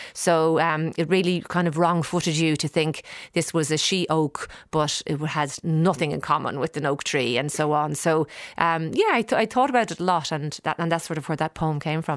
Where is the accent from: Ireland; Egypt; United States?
Ireland; Dublin, Leinster; moved away as an adult; now in Australia; growing up in Dublin and getting to know the whole pub scene